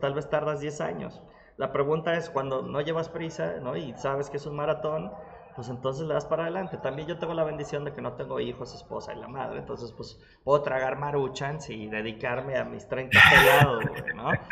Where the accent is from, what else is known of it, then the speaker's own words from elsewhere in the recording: Mexico; Porque soy mexicano